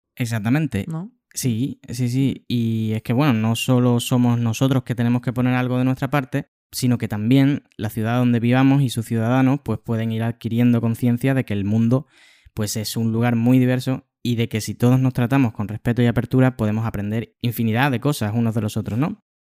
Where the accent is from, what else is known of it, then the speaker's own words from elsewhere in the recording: Spain; now in Switzerland; ya no estaba en España, sino en Suiza